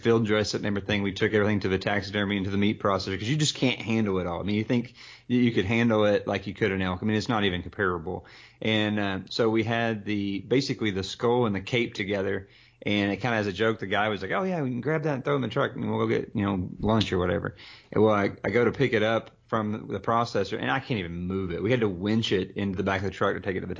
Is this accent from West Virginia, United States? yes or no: no; Texas, United States; moved away; also born or lived in Oregon; I grew up in Texas and hunted South Texas and, you know, all kind of around